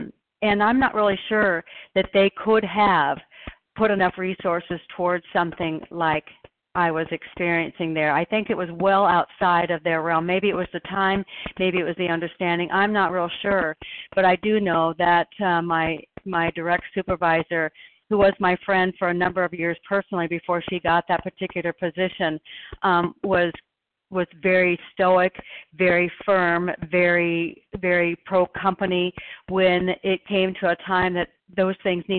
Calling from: Oregon, United States; I'm a recovered compulsive overeater, and I'm calling in from Oregon.

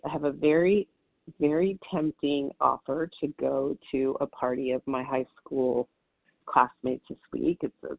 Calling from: Southern California, United States; I'm calling from Southern California, and it's dark and early over here.

